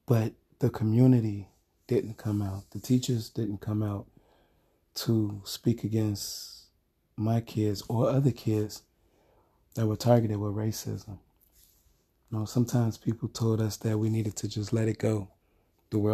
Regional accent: Chicago, Illinois, United States; where I grew up in Chicago

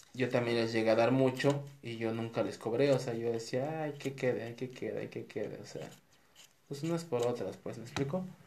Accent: Mexico; now in Guadalajara, Mexico; aquí en, Guadalajara, nosotros somos de México

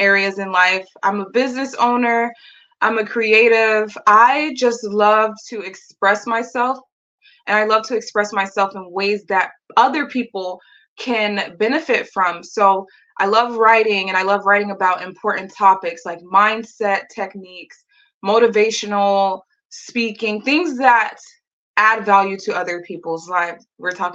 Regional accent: United States; as an American woman

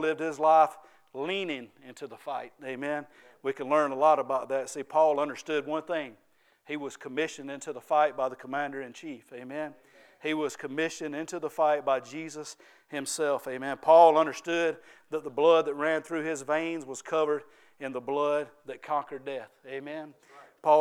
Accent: Ware Shoals, South Carolina, United States; I'm from Ware Shoals and I talk a little bit different than most people.

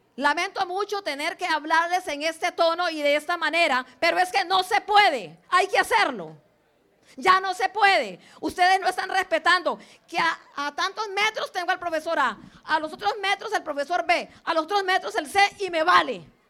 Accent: Limón, Costa Rica; also born or lived in Santa Cruz, Guanacaste, Costa Rica; Nací en Santa Cruz, eh, pero mis papás se vinieron desde 1960 para Limón y entonces yo tenía en ese tiempo un año cuando llegué acá a Limón. Entonces soy más limonense, digamos, que guanacasteca.

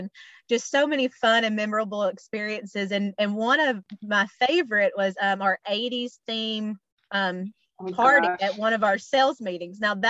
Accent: Alabama, United States; moved away; move back to my home state of Alabama

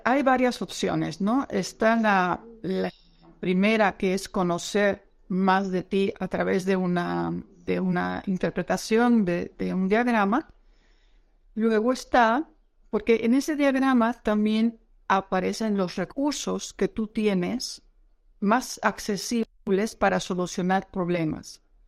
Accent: Netherlands; now in Mexico; yo soy holandesa

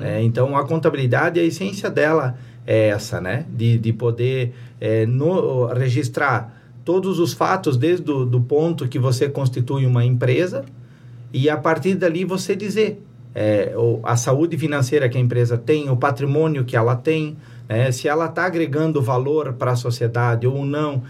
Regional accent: Presidente Getúlio, Santa Catarina, Brazil; eu sou natural de Presidente Getúlio, é, me criei na Serra Vencida, morei lá até os 18 anos

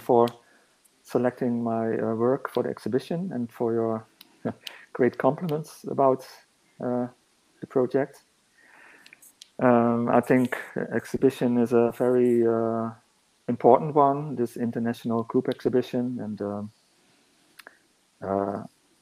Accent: northern Netherlands, Netherlands; moved away as an adult; now in Hamburg, Germany; I grew up in the Netherlands, lived there for a long time, actually. I only moved to Hamburg in 2017, I think

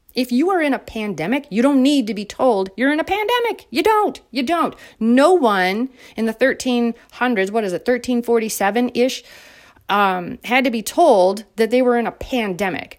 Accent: United States; as an American citizen

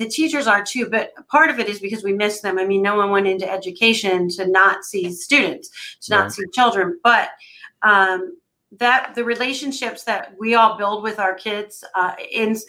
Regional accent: Pottstown, Pennsylvania, United States; I'm from here. I'm from Pottstown. My great grandparents bought their house brand new on 2nd Street, and I grew up there

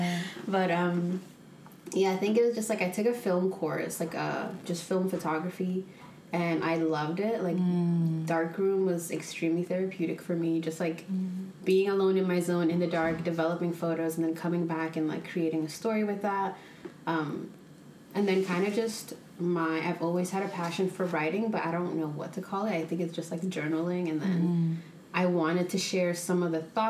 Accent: New York, United States; I grew up in New York and I was at the Dominican salon most weekends

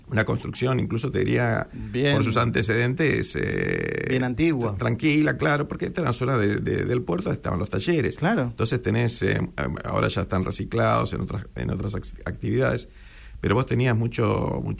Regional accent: San Isidro, Buenos Aires Province, Argentina; Somos del Bajo, somos del Bajo.

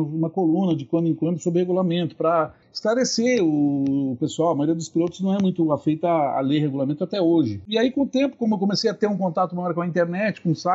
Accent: Rio Grande do Sul, Brazil; sou aqui do Rio Grande do Sul.

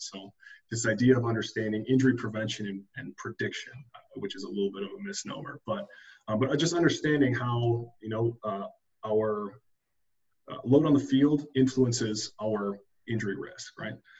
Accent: Minnesota, United States; moved away as an adult; also born or lived in Chapel Hill, North Carolina; I'm originally from Minnesota.

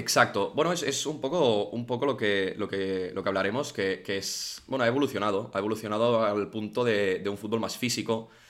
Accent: Barcelona, Catalonia, Spain; la gente que somos de aquí de Barcelona

